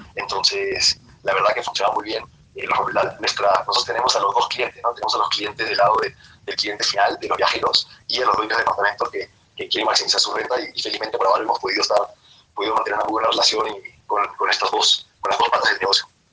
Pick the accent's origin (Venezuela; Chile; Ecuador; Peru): Peru; yo que soy peruano